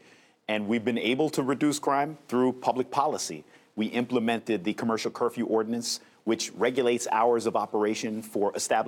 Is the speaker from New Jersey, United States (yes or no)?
yes; Paterson, New Jersey, United States; And I like the way you emphasize great when you're announcing that I'm from